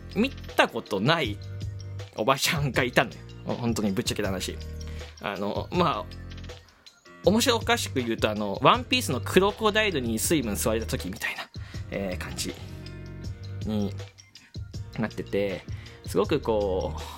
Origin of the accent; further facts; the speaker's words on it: Fukuoka, Japan; 福岡の、えー、とこに越してきて、で、まあ、僕の地元に、えー、住んでたんですよね